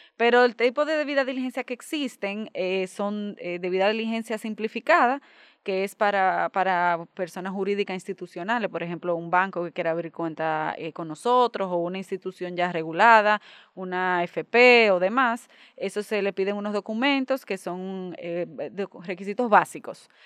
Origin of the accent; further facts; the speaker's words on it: Dominican Republic; nosotros como dominicanos